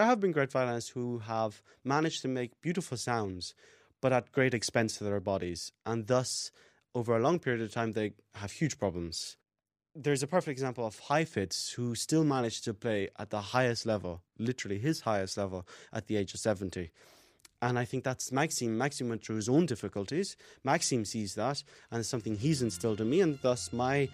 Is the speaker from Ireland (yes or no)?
yes; Kilkenny, Leinster, Ireland; also born or lived in Dublin, Ireland / London, United Kingdom / Switzerland; I'm a violinist. I'm from Kilkenny in Ireland